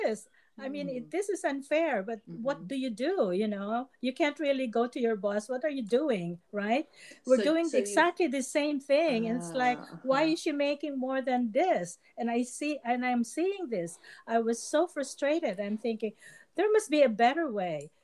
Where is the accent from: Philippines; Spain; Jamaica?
Philippines; moved away as an adult; also born or lived in California; now in United States; I was a certified public accountant in the Philippines